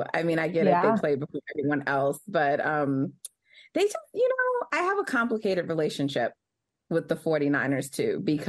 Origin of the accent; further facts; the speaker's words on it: New York, United States; True Eagles fan, but also as a New Yorker